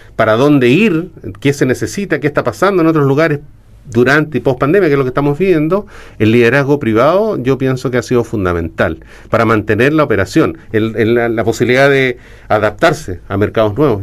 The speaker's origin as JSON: {"language": "Spanish", "country": "Chile", "said": "en Chile nosotros tenemos un desarrollo de industria del turismo"}